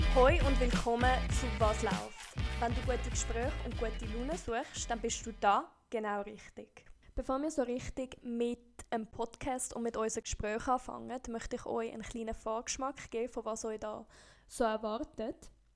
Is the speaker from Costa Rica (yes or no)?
yes; Costa Rica; moved away as an adult; also born or lived in San José, Costa Rica; now in Switzerland; ich bin Schweizerin. Aber ich bin in Costa Rica aufgewachsen. Meine Eltern sind nämlich mit mir ausgewandert, als ich vier war